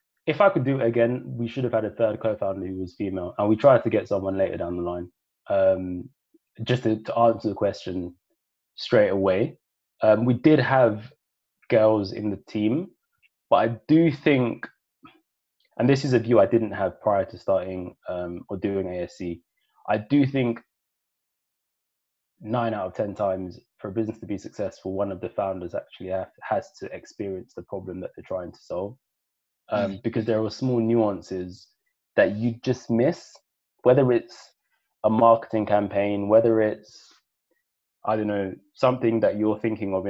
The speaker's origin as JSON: {"language": "English", "region": "London", "country": "United Kingdom", "tie": "born or raised there", "also_born_or_lived": "Sierra Leone", "said": "growing up in East London, being born in Sierra Leone"}